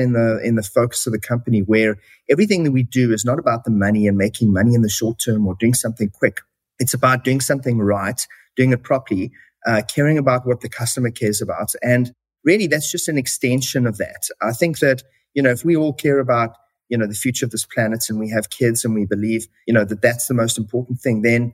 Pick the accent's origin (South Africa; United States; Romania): South Africa; moved away as an adult; now in Canada; As you can probably hear from my accent, I was originally born in South Africa